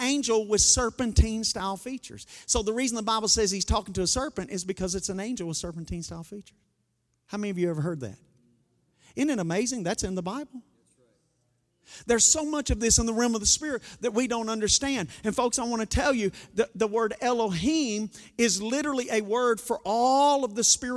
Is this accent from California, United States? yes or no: no; Arkansas, United States; we're from Arkansas